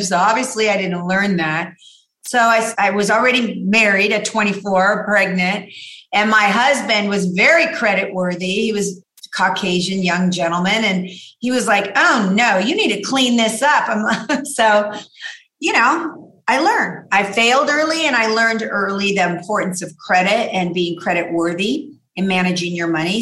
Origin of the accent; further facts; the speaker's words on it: La Mirada, California, United States; also born or lived in Downey, California / South Gate, California; So I grew up in La Mirada